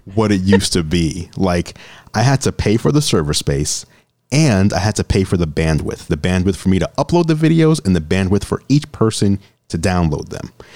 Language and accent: English; New York City, New York, United States; moved away as an adult; also born or lived in Olympia; now in Seattle, United States; I grew up in New York City